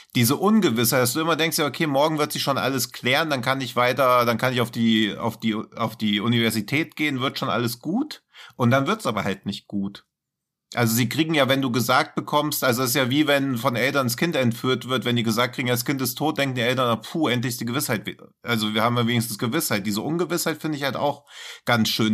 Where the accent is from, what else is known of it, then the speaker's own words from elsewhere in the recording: Hesse, Germany; ich als Hesse